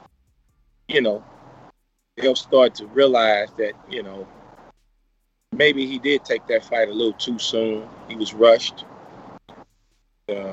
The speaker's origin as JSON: {"language": "English", "town": "St. Louis", "region": "Missouri", "country": "United States", "said": "where I'm from, St. Louis"}